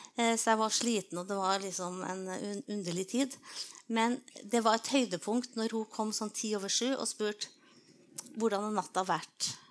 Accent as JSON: {"language": "Norwegian", "town": "Trondheim", "region": "Trøndelag", "country": "Norway", "tie": "born or raised there", "said": "jeg vokste opp på Byneset utafor eh, Trondheim, skikkelig på landet"}